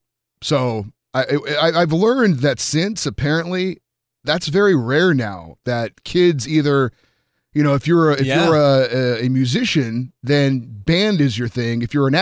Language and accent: English; California, United States; I grew up in Central California, and we had a coach come from somewhere, and he brought the wing tee